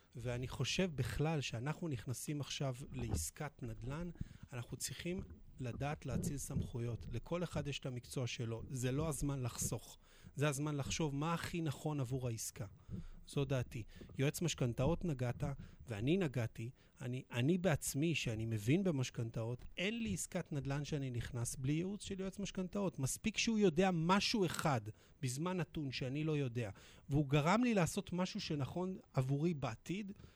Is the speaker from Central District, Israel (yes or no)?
yes; Petah Tikva, Central District, Israel; נולדתי בפתח תקווה